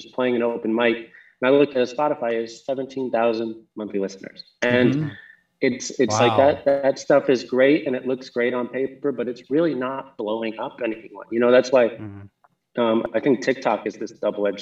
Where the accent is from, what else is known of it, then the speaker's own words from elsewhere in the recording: Jackson, Wyoming, United States; also born or lived in New Jersey; I always call Wyoming home, even though I spent, you know, my first 11 years in New Jersey